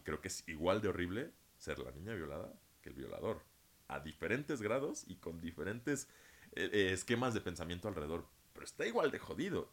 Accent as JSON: {"language": "Spanish", "country": "Mexico", "tie": "born or raised there", "said": "Yo nací en México"}